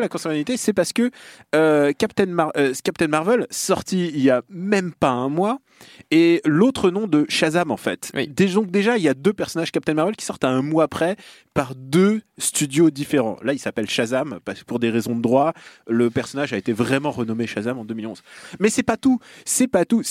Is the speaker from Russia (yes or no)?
yes; Russia; moved away; là d'où je viens